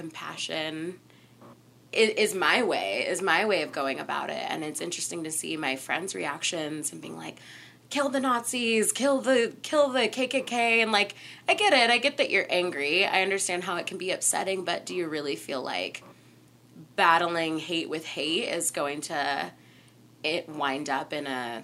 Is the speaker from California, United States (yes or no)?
yes; Southern California, United States; I'm from Southern California, and there's a lot of coyotes